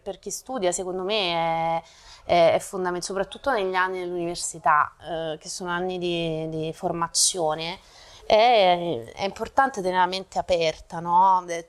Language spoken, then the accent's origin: Italian; Naples, Campania, Italy; moved away as an adult; also born or lived in Rome; now in Milan, Italy; sono nata a Napoli nel, nel 1983, dopo ho studiato eh, a Roma